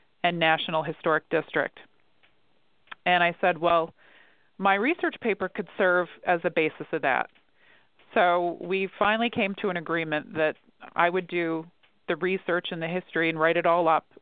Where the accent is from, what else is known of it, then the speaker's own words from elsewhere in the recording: Elmira, New York, United States; I'm from New York State. I grew up in Elmira